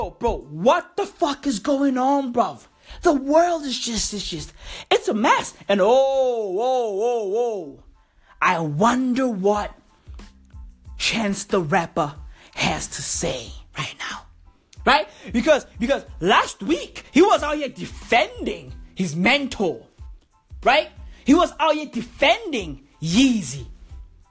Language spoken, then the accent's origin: English; South Africa; I'm reporting live from South Africa right now. This is where I was born. This is where I live